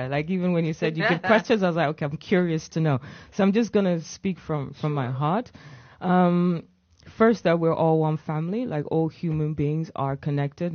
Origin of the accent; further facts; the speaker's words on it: England, United Kingdom; moved away as an adult; also born or lived in Uganda / Kenya; now in Amsterdam, Netherlands; growing up in England